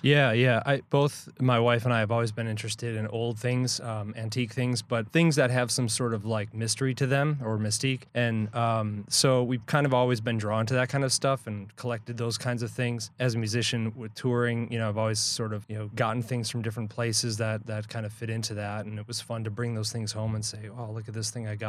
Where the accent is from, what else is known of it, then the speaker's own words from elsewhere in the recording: Milwaukee, Wisconsin, United States; We're from Milwaukee